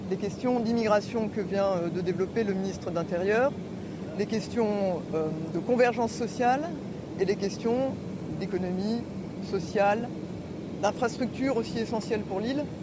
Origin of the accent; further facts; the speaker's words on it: France; C'est mon premier déplacement à Mayotte en tant que Français.